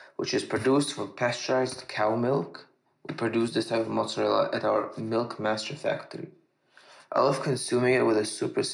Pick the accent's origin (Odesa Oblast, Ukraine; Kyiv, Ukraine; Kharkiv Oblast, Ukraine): Kyiv, Ukraine; I was born in and I currently reside in Kyiv